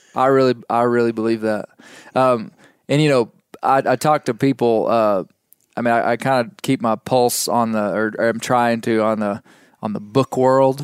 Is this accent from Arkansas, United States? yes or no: yes; Western Arkansas, United States; I'm from Western Arkansas